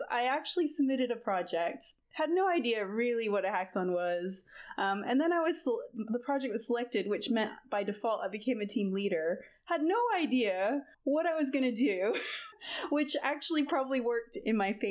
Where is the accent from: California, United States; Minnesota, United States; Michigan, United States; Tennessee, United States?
California, United States; moved away as an adult; now in Brussels, Belgium; I am originally from California, but I'm located in Brussels, Belgium right now